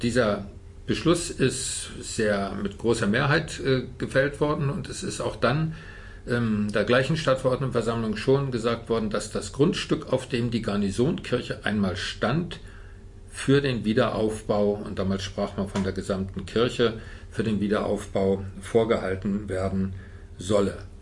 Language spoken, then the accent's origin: German; Rostock, Mecklenburg-Vorpommern, Germany; moved away as an adult; also born or lived in Potsdam / Cottbus; geborener Rostocker